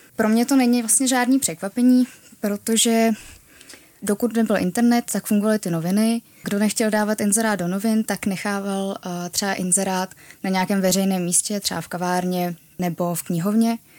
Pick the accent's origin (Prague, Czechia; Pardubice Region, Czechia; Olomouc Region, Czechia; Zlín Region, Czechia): Prague, Czechia; já jsem z Prahy